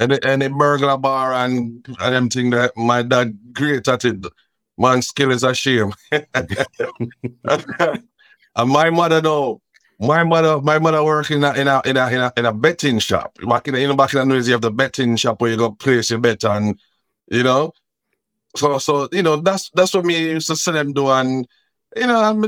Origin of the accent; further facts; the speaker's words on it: Kingston, Jamaica; I was born in Almanton, that's Kingston. Then, you know, my family, you know, we shifted a little bit and we go Franklintown. And then in 76, we moved to Rallington Town, so I can relate more with Rallington Town than anywhere else, East Kingston